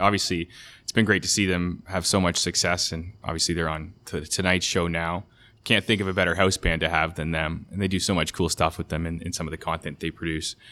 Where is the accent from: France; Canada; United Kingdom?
Canada; as a Canadian